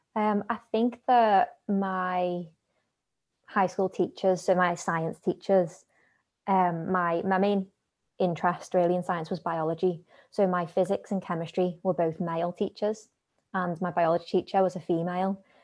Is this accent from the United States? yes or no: no; Liverpool, North West England, United Kingdom; I grew up in, you'll probably tell from the accent, Liverpool